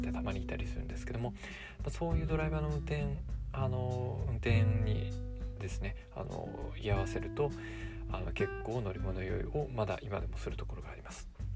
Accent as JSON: {"language": "Japanese", "region": "Kanagawa", "country": "Japan", "tie": "born or raised there", "said": "もともとまあ神奈川の実家だったので"}